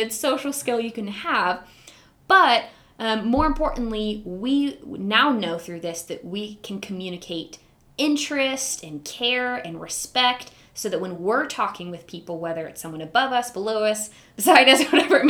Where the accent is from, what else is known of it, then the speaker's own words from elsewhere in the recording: Huntsville, Alabama, United States; moved away as an adult; now in Tulsa, United States; I am originally from Huntsville, Alabama.